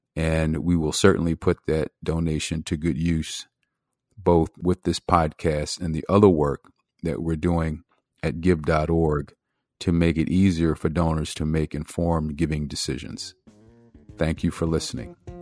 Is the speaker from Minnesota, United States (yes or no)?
no; Philadelphia, Pennsylvania, United States; where I grew up in Philadelphia